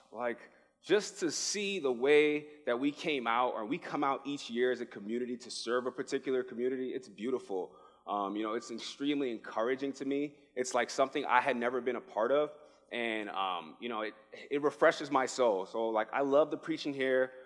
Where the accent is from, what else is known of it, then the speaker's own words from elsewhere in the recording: New York City, New York, United States; moved away as an adult; now in Arizona, United States; I am originally from the Bronx, New York. I moved here